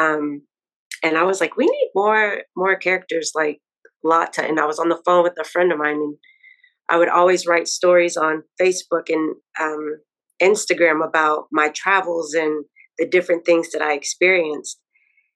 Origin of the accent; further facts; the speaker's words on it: Dallas, Texas, United States; moved away as an adult; now in New York, United States; I'm originally from Dallas, Texas, but I have been living in New York now for 9 years